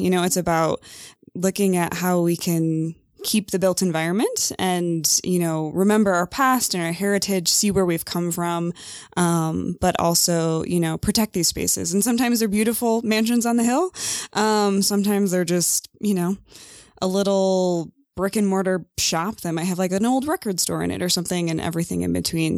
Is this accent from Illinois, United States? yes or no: yes; Mendota, Illinois, United States; moved away as an adult; I'm from Illinois